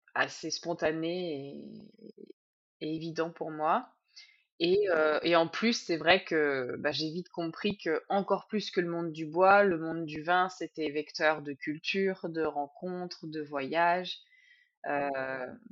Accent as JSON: {"language": "French", "area": "Sologne, southern Loir-et-Cher", "region": "Centre-Val de Loire", "country": "France", "tie": "born or raised there", "said": "je viens du Loir-et-Cher, au sud du Loir-et-Cher, dans le coin qui s'appelle la Sologne"}